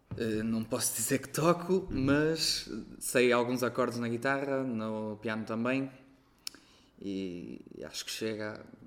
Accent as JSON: {"language": "Portuguese", "town": "Arcos de Valdevez", "region": "Viana do Castelo", "country": "Portugal", "tie": "born or raised there", "also_born_or_lived": "Porto", "moved": "yes", "said": "Sou de Arcos de Alves"}